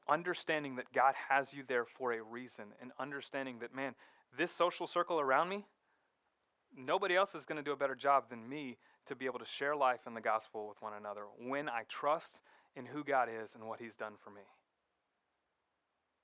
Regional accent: Fort Lauderdale, Florida, United States; moved away as an adult; where I grew up in Fort Lauderdale

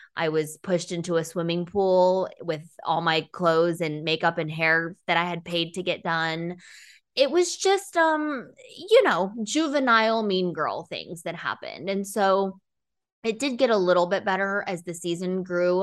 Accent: Texas, United States; also born or lived in China / Dallas, Texas / Ithaca, New York / San Francisco, California; we moved to Texas when I was in grade school, finished, um, high school here

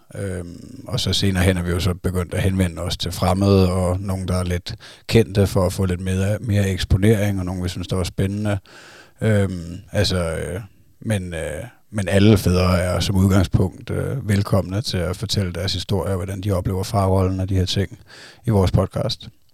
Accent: Zealand, Denmark; vi er fra Sjælland

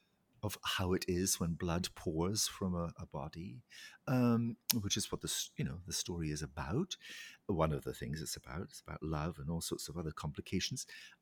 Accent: Scotland, United Kingdom; You know, I come from the Highlands of Scotland. I was surrounded by beauty as a child.

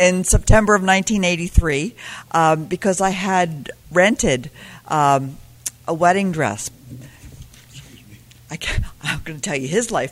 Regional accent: Pennsylvania, United States; I grew up in Pennsylvania

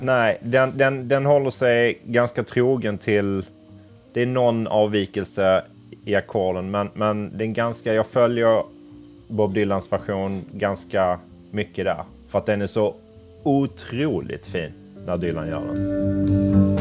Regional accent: Crete, Greece; moved away; Jag kommer ju från Kreta

